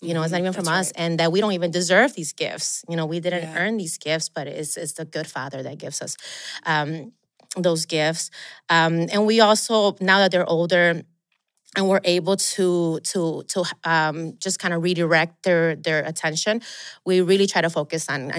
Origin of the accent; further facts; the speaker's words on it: Chicago, Illinois, United States; So then growing up in Chicago, where it's, you know, December is very cold and very quiet in the streets.